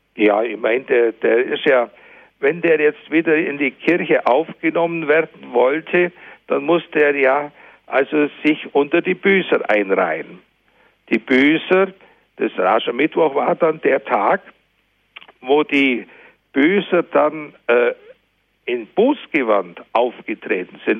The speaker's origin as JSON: {"language": "German", "country": "Germany", "said": "bei uns in Deutschland"}